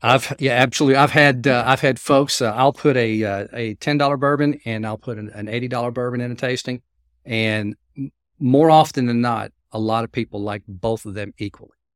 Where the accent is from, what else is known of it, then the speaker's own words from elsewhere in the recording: Kentucky, United States; I was born and raised in Kentucky